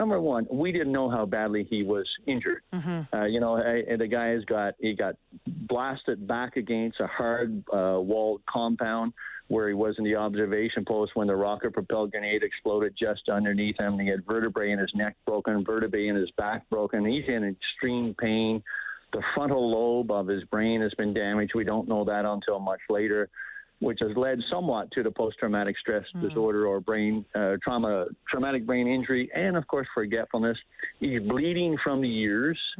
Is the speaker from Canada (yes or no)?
yes; Canada; we as a nation, we as the Canadian Armed Forces